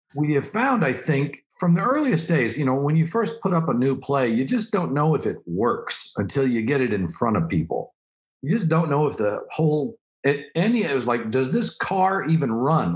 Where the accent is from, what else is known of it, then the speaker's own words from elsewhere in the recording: Oklahoma, United States; I'm from Oklahoma